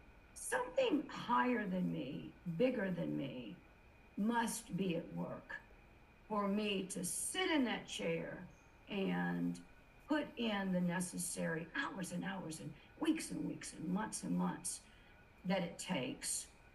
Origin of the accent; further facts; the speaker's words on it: South Carolina, United States; And you mentioned I'm from South Carolina, so I've got good Southern manners.